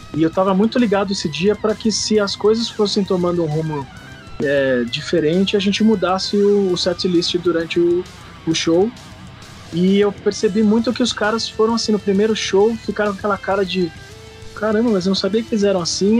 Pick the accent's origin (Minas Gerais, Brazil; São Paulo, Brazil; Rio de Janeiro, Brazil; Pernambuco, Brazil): São Paulo, Brazil; also born or lived in Recife; eu vim de São Paulo, sou de São Paulo